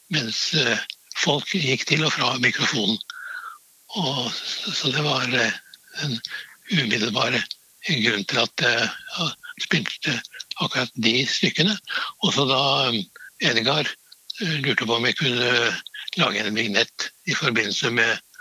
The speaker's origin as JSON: {"language": "Norwegian", "town": "Trysil", "region": "Innlandet", "country": "Norway", "also_born_or_lived": "Oslo / Vienna", "moved": "yes", "said": "Jeg kommer fra Trysil, og ute på landsbygda var det"}